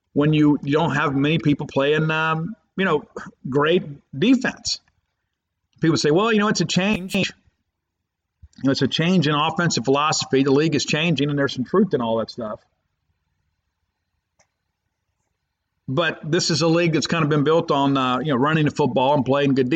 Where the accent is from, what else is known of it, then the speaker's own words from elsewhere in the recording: Columbia, Mississippi, United States; moved away; I was in my hometown of Columbia, Mississippi on Tuesday